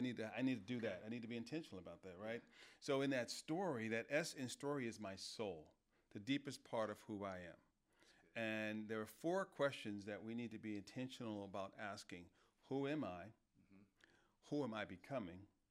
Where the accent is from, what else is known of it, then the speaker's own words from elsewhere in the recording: New York, United States; I'm a New Yorker